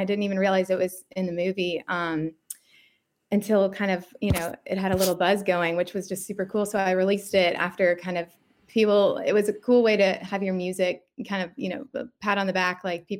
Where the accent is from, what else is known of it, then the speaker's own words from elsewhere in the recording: Nashville, Tennessee, United States; moved away as an adult; I'm Nashville native, born and raised.